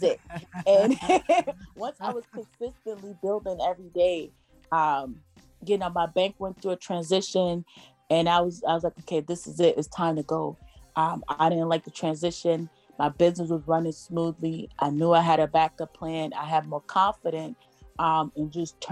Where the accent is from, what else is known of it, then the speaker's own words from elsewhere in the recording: Jamaica; I'm Jamaican. So we grew up on sea moss.